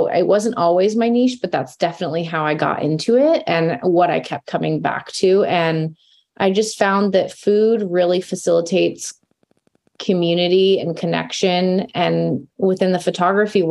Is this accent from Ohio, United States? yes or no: no; Rogue Valley, Southern Oregon, United States; also born or lived in Eugene, Oregon / Portland, Oregon; So I grew up in Southern Oregon in the Rogue Valley. So I lived there until I was 18.